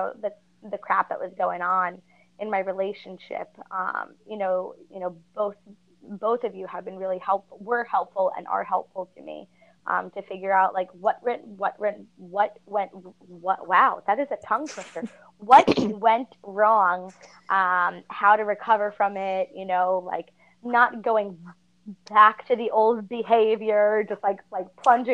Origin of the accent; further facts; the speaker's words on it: New Jersey, United States; I am from New Jersey